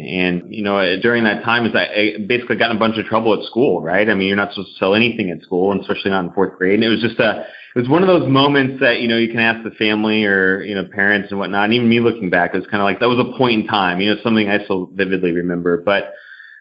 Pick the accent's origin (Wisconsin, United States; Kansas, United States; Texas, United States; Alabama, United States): Texas, United States; The Woodlands; I grew up in Houston, Texas, actually just north of Houston in the Woodlands, Texas.